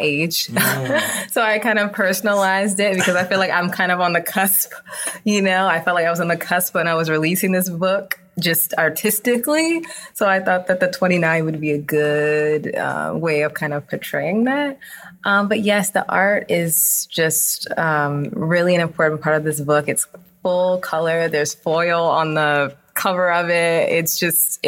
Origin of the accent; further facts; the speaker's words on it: New Orleans, Louisiana, United States; also born or lived in Los Angeles; I'm from New Orleans. I was born and raised there.